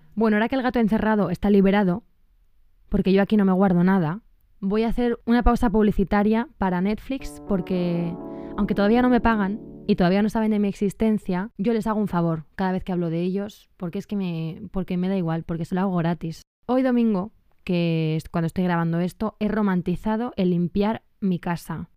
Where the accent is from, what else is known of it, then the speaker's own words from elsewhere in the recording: Spain; moved away; soy de España